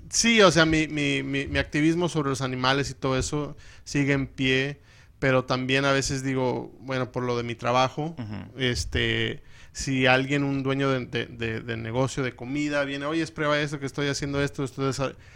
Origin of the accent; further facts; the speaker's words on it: California, United States; now in Phoenix, United States; soy de California, de papás mexicanos